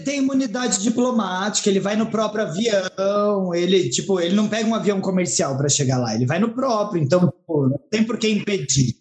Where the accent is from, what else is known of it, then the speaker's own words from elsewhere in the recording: Brazil; eu sou brasileira